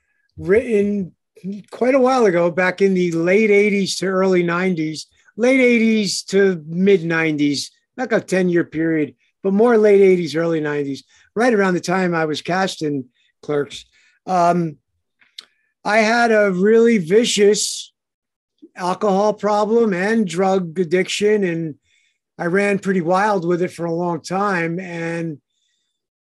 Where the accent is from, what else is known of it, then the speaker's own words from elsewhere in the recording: Passaic, New Jersey, United States; born in Passaic